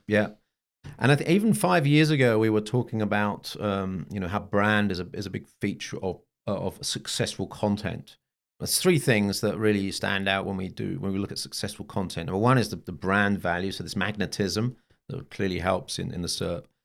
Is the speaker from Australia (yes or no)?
no; Bonn, North Rhine-Westphalia, Germany; my hometown of Bonn